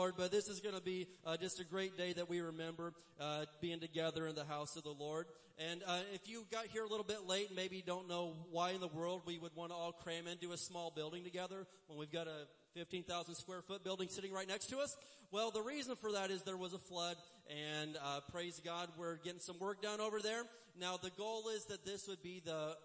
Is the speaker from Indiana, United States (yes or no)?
yes; Indiana, United States; I grew up in the Midwest in Indiana, and we had tornadoes.